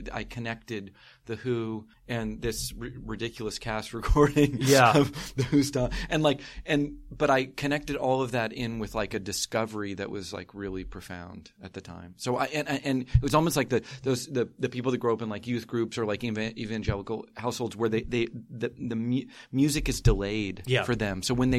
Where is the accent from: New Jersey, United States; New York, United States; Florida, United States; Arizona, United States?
Florida, United States; rural north central; now in San Francisco, United States; I'm from Florida. I'm from rural north central Florida, like Gainesville, Suwannee River, Williston, Jacksonville.